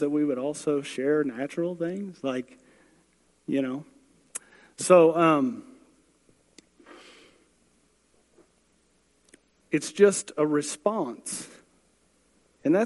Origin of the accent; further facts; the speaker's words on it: United States; I'm a hick from Manford